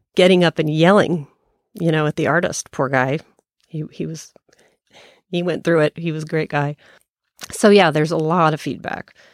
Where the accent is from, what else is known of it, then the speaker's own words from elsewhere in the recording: Colorado, United States; moved away as an adult; also born or lived in Kansas; I was from Colorado originally